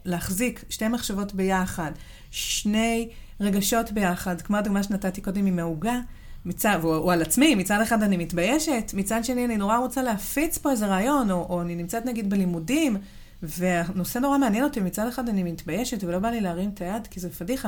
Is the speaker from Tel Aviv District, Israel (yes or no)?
no; Southern District, Israel; אני גדלתי בדרום, וסבא וסבתא שלי גרו בחיפה